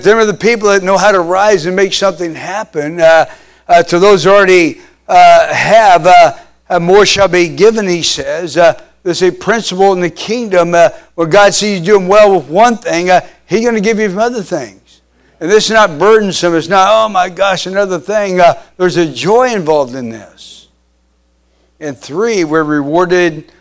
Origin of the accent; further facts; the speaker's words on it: Kansas, United States; I grew up in Kansas